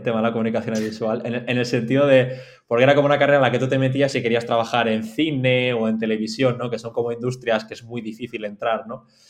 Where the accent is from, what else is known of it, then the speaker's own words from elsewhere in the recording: Mallorca, Balearic Islands, Spain; also born or lived in Madrid; estoy en Mallorca ahora mismo, soy de Mallorca, una isla en la costa este de España